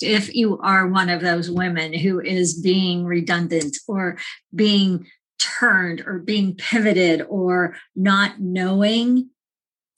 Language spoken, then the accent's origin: English; Phoenix, Arizona, United States; moved away as an adult; also born or lived in Colorado / California / Vermont; I'm a woman from Phoenix